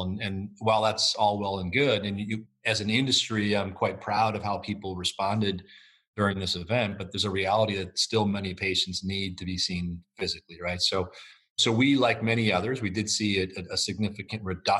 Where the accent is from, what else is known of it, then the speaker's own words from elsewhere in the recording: United States; as an American public